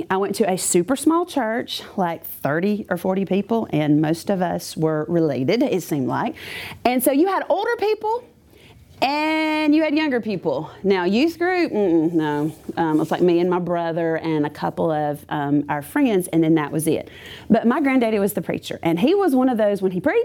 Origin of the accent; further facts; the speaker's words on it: Clanton, Alabama, United States; I grew up in Clanton, and I lived in a really cool neighborhood